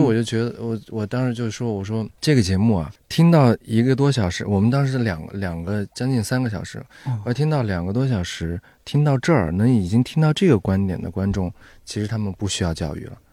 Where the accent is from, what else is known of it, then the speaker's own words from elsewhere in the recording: Xinjiang, China; 因为我是在新疆长大的嘛